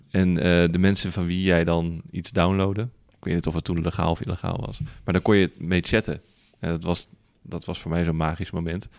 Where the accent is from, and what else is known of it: Netherlands